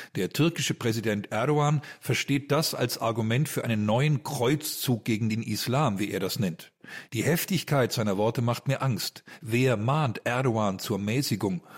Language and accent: German; Germany; bei uns in Deutschland